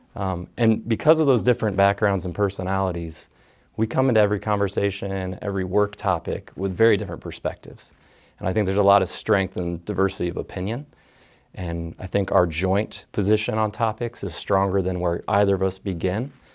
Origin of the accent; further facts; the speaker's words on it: Dayton, Ohio, United States; I grew up in the area. My dad was in the Air Force.